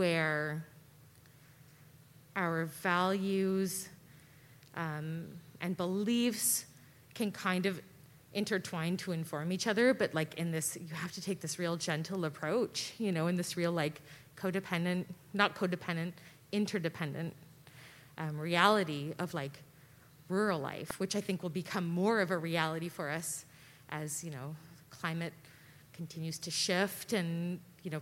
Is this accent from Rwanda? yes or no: no; Ottawa, Ontario, Canada; moved away; I grew up in Ottawa